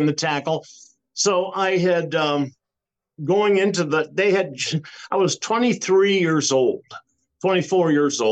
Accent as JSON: {"language": "English", "town": "Cleveland", "region": "Ohio", "country": "United States", "tie": "born or raised there", "said": "I grew up in Cleveland"}